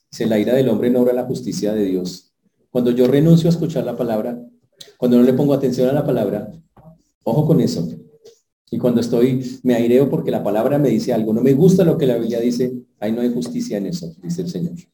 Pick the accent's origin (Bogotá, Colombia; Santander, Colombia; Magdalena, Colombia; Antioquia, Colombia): Santander, Colombia; born there; yo nací en Santander. Que allá cortamos el agua machete y volteamos los plátanos con la mano.